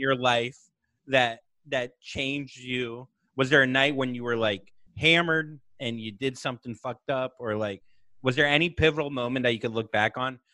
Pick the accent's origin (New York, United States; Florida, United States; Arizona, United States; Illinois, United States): Florida, United States; Vero Beach; moved away; my hometown of Vero Beach